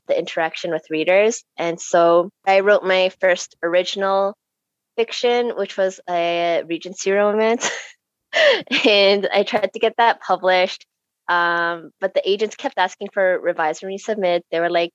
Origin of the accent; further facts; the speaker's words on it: Canada; growing up in Canada